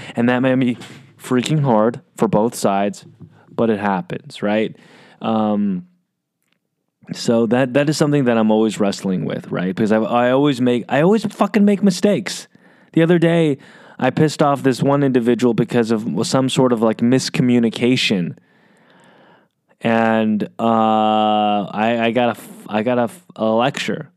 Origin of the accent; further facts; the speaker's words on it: United States; I'm Asian American